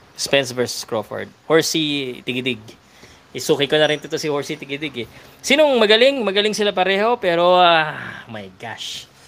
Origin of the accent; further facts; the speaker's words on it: Philippines; Filipino ako eh